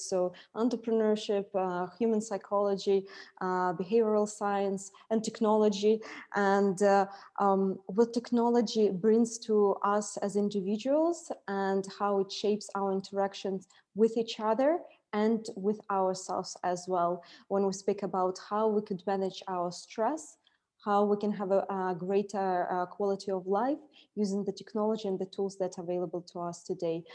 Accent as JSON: {"language": "English", "region": "Siberia", "country": "Russia", "tie": "born or raised there", "moved": "as an adult", "lives_now": "Dubai, United Arab Emirates", "said": "I was born in uh, Siberia"}